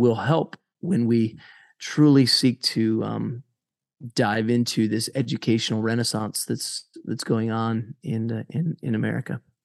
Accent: United States; my, uh, independence as an American

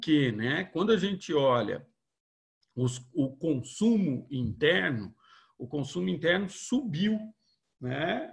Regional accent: interior of São Paulo, Brazil; moved away as an adult; also born or lived in Viçosa; eu sou do interior de São Paulo

